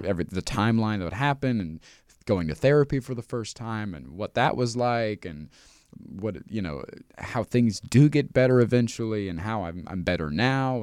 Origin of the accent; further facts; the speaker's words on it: Midwest, United States; I grew up in the Midwest in the nineties as a dude.